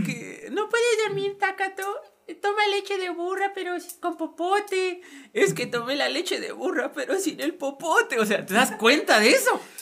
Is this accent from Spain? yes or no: no; Tabasco, Mexico; accent: Tabasqueño (coastal); mi acento de costa sea lo más neutro posible. Y yo me doy cuenta cuando se me sale mi acento de costa. Se me sale lo tabasqueño.